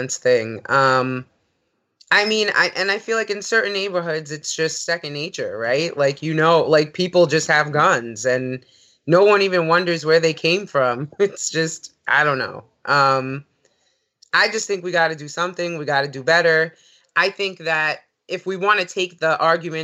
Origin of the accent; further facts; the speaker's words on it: New York, United States; growing up in New York